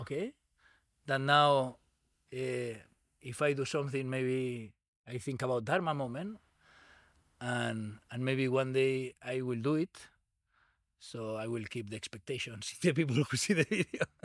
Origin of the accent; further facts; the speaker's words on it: Barcelona, Catalonia, Spain; English is a second language; moved away; I grew up in Barcelona.